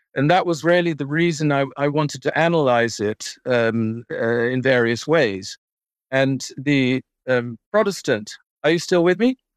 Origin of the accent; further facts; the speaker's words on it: Netherlands; moved away; as a Dutchman, uh, growing up in Holland